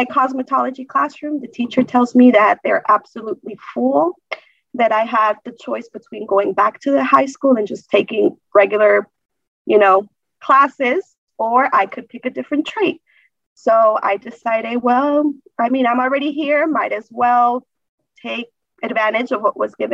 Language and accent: English; Duluth, Georgia, United States; also born or lived in Acapulco, Guerrero, Mexico; I was raised actually here in Duluth, Georgia, from the age of three when my parents decided to come over to the United States